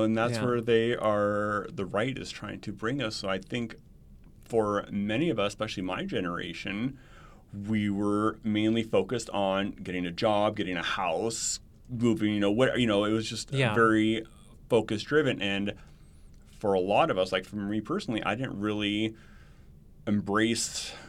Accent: Montana, United States; now in Arizona, United States; So I was in Montana. So I grew up in Montana.

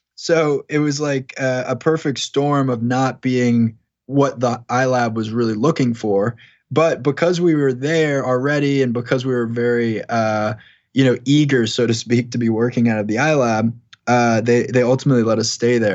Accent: Long Island, New York, United States; moved away; also born or lived in Boston, Massachusetts; I grew up in New York. I grew up on Long Island, spent a lot of time in Manhattan

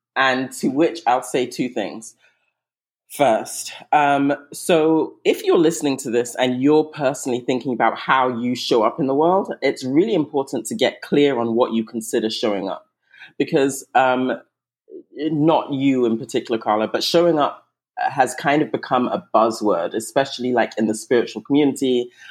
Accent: England, United Kingdom; moved away; also born or lived in Nigeria; I'm originally Nigerian. I was raised in England, but I'm originally Nigerian.

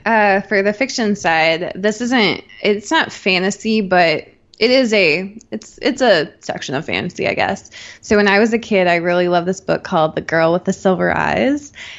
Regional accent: Rhineland-Palatinate, Germany; born there; I was born in Germany at near Ramstein Air Force Base. And we did two different tours there, and, you know, we did some tours in the US. So like I was constantly moving, with my family.

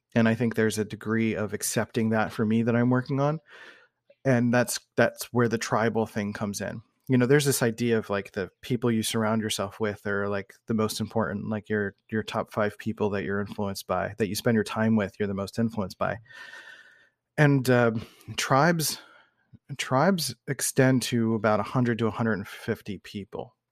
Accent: Philadelphia, Pennsylvania, United States; I grew up in Northeast Philadelphia

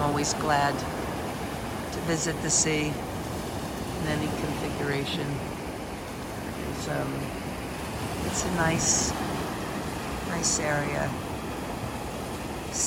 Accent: New Jersey, United States; also born or lived in New York City; I was raised in South Jersey, not far from the sea, and New York City

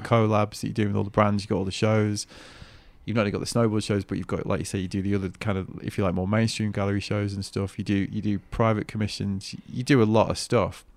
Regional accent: Manchester, North West England, United Kingdom; accent: Mank; my Mank accent

